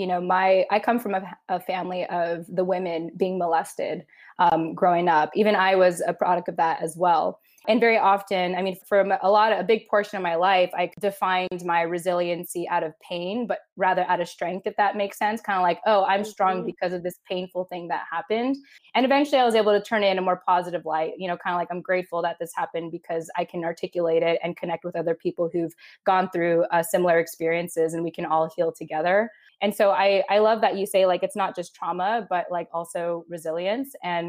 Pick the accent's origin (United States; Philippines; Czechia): Philippines; I feel like a good way to describe us as Filipino women is almost like cockroaches.